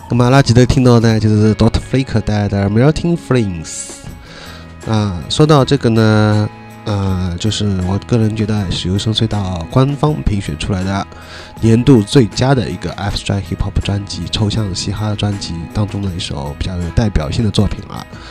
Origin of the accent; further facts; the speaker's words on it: Shanghai, China; 作为一个上海人来说